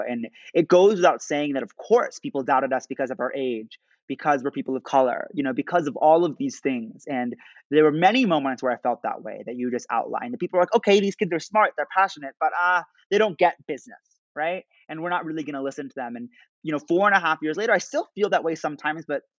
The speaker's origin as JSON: {"language": "English", "country": "United States", "tie": "born or raised there", "said": "growing up as an American Muslim"}